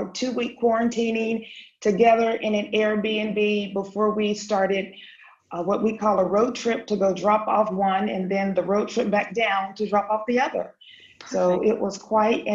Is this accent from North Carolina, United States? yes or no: yes; North Carolina, United States; now in Stuttgart, Germany; I'm from North Carolina as well